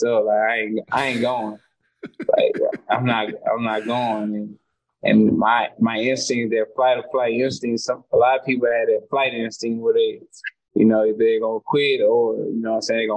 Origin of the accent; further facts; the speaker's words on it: Dallas, Texas, United States; growing up in Dallas, you're fighting all the time